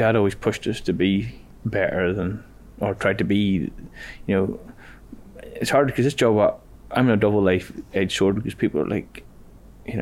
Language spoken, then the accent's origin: English; Ballymoney, Northern Ireland, United Kingdom; We're from a small town in Ballymoney